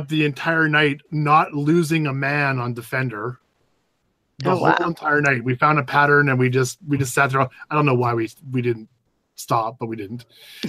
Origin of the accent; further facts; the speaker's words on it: Canada; as a Canadian